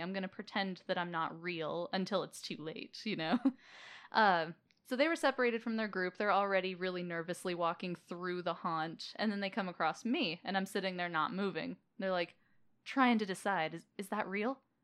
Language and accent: English; Las Vegas, Nevada, United States; I was born and raised in Las Vegas